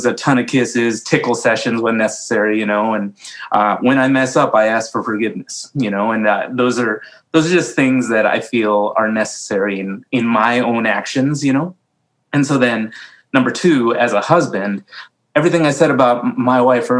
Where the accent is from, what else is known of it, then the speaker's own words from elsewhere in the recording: Illinois, United States; moved away as an adult; now in Iowa, United States; I was born in Illinois